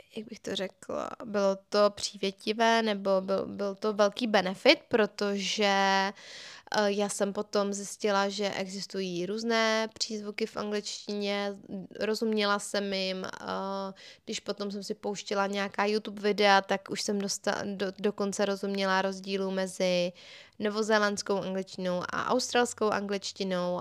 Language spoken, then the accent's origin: Czech; Czechia; also born or lived in England